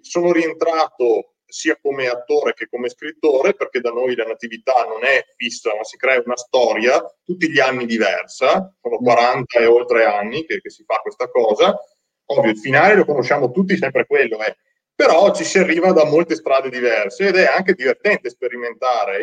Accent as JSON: {"language": "Italian", "region": "Veneto", "country": "Italy", "accent": "Veneto", "said": "per via del mio accento, perché purtroppo l'accento veneto è qualcosa di terribile ed è difficilissimo da nascondere"}